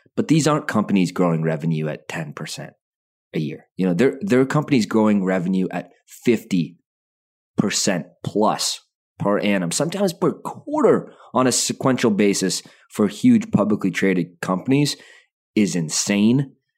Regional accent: Calgary, Alberta, Canada; I was born in Calgary.

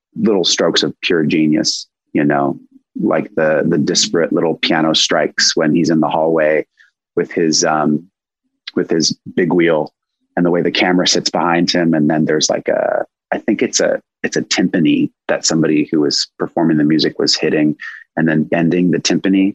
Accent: Los Angeles, California, United States; I grew up here in Los Angeles, but I grew up kind of like in a more rural part of LA in the Santa Monica Mountains

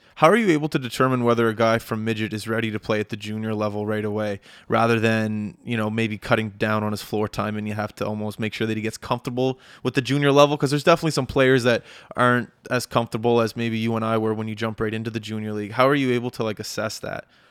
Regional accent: Canada; I'm back home in Canada

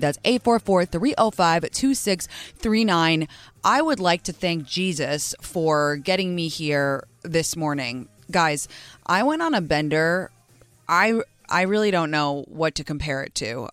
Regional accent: England, United Kingdom; moved away; I was raised in England

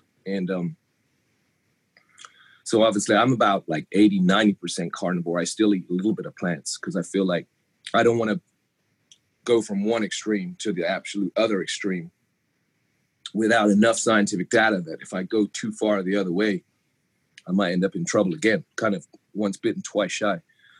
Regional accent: England, United Kingdom; now in United States; coming from England, we don't have the collegiate system the way you do over here. I mean, if my accent goes in and out of England, it's because I've been in America 20 years, but born in England.

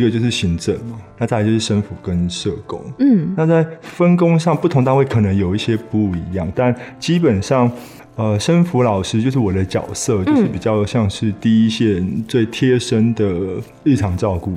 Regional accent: Taiwan; 我们台湾人的孩子

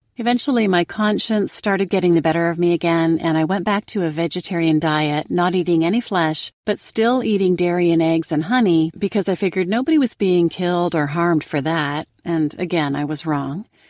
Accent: Canada; now in North Carolina, United States; born and raised in Canada, and now living in the U S in North Carolina

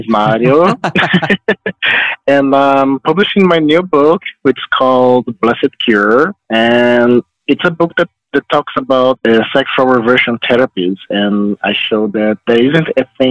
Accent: Brazil; I'm here from Brazil

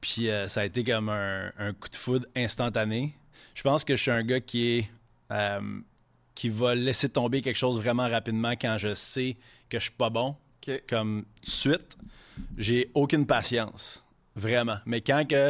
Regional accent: Quebec City, Quebec, Canada; first language French; on vient de Québec, mais ma mère est anglophone

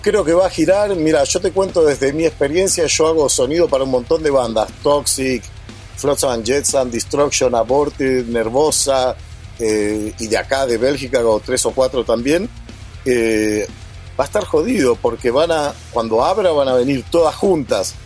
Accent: Argentina; moved away as an adult; yo vengo de ahí, me hice ahí, me siento argentino

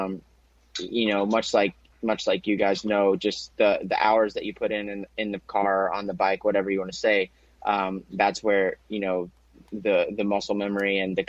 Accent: Abingdon, Virginia, United States; Well, Abingdon, the neighboring town to Bristol

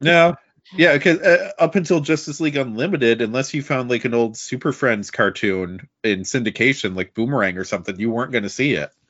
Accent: about an hour and a half from Rome, New York, United States; now in Rome, United States; I grew up closer to the Canadian border than to another major U S city.

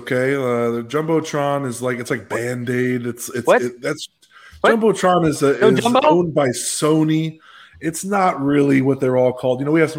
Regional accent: Arlington Heights, Illinois, United States; But when Chicago, I just tell people I'm from Chicago, even though I'm from Arlington.

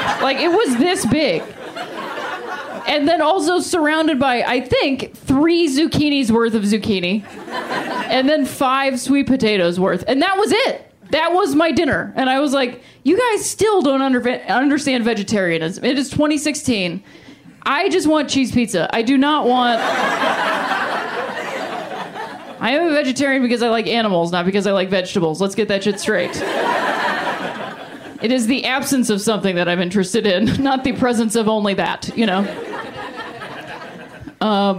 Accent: Ohio, United States; moved away as an adult; I'm from Ohio originally

